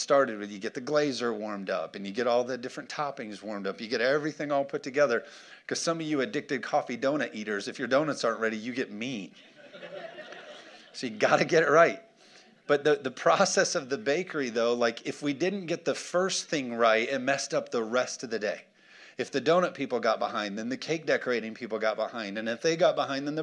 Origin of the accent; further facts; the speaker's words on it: United States; American Christians